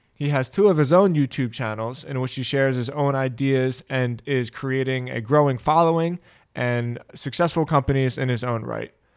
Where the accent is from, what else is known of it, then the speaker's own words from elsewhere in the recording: Philadelphia, Pennsylvania, United States; first language English; we grew up in Philly